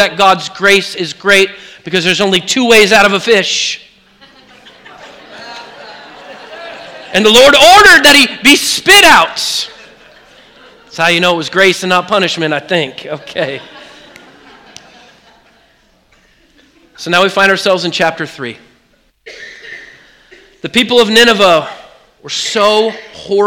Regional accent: Oregon, United States; I grew up in Oregon.

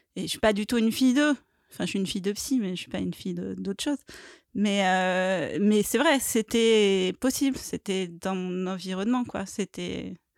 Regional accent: Paris, Île-de-France, France; je suis une vraie parisienne aussi. J'ai toujours dit que je ne quitterais Paris que, que morte

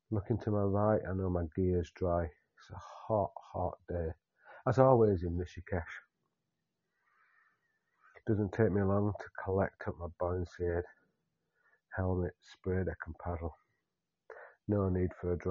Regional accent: Yorkshire and the Humber, United Kingdom; I'm a Yorkshireman

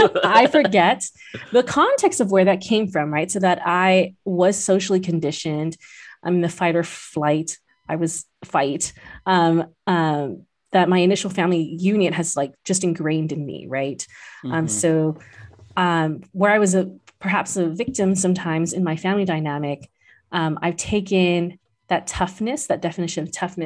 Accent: Philippines; they came this far, I'm indebted to them, and they gave up so much that I sometimes feel stunted as a Filipino.

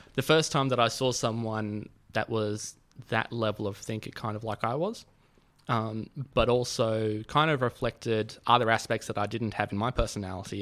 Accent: Sydney, New South Wales, Australia; I grew up in Sydney

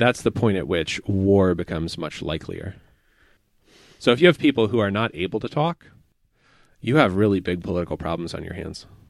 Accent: Appalachia, United States; because I am from Appalachia, I have an ethnic self-conception.

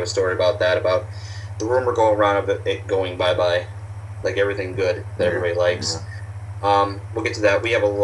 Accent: United States; I'm an American

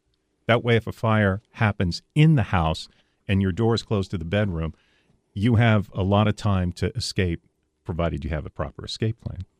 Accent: Cajun country, Louisiana, United States; moved away; And I grew up in Cajun country

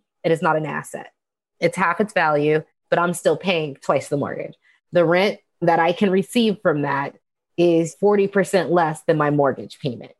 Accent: Las Vegas, Nevada, United States; Born and raised in Las Vegas, that's the western part of the United States.

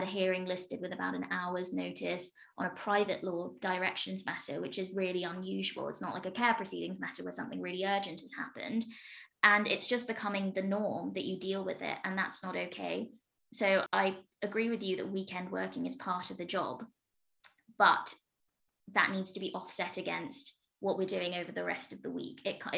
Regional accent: Midlands, United Kingdom; also born or lived in London; I went to university in London, so I've had a great deal of time spent in London, but I'm from the Midlands.

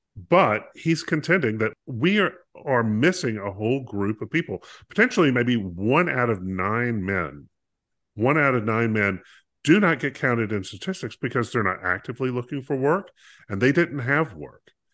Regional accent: North Carolina, United States; growing up in North Carolina, we had all sorts of types of farms that were available

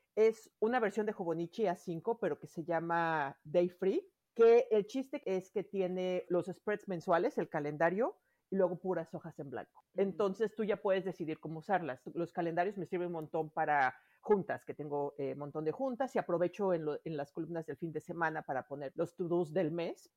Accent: Mexico City, Mexico; now in Miami, United States; Yo soy de la Ciudad de México, vivo ahora en, en Miami

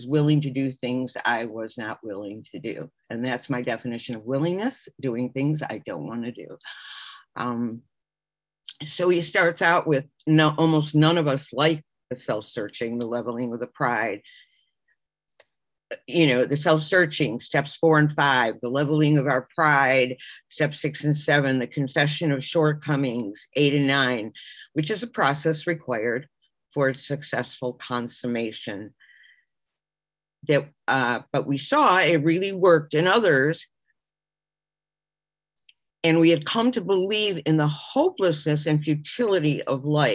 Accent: Chicago, Illinois, United States; now in Miami Beach, United States; I'm originally from Chicago, and I now live in Miami Beach, Florida

